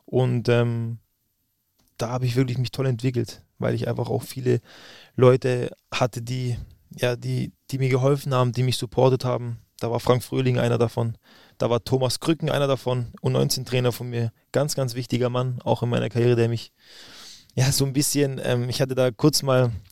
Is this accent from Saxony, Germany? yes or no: no; Stuttgart, Baden-Württemberg, Germany; Und ich bin Stuttgarter Junge, da ist der VfB die absolute Nummer eins. Und ähm, man ist auch, wenn man, wenn man Schwabe ist und in der Region aufwächst, ist man VfB-Fan